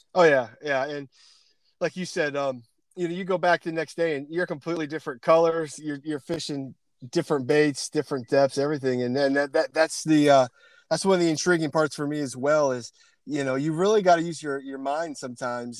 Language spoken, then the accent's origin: English; Pennsylvania, United States; moved away; also born or lived in Canada; Pennsylvania boy